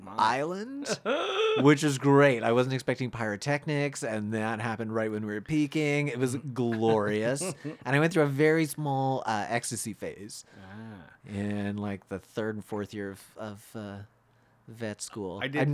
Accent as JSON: {"language": "English", "country": "Canada", "said": "I drank out of the non-European water fountain because I'm not European. I'm Canadian."}